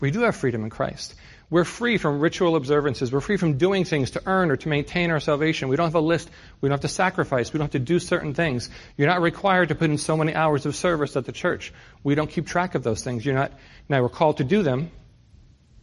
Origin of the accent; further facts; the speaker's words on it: New York City, New York, United States; moved away; I grew up in New York City